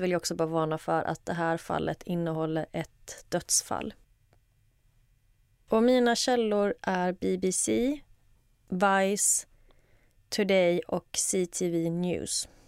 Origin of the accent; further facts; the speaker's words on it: Halland County, Sweden; jag kan skylla på att jag kommer från Halland. Jag vet inte om det är dialektalt